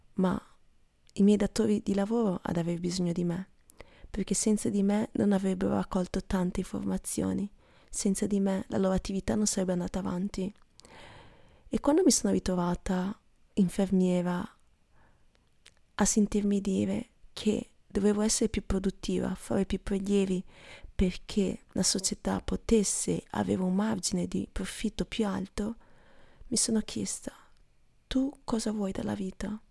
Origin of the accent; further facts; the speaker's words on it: Stanghella, Veneto, Italy; moved away as an adult; noi a Stanghella abbiamo una bellissima chiesa